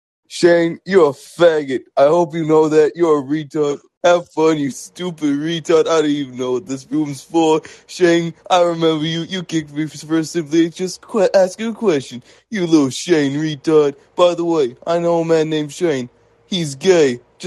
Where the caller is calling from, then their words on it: New York City, New York, United States; I'm calling from New York City, baby.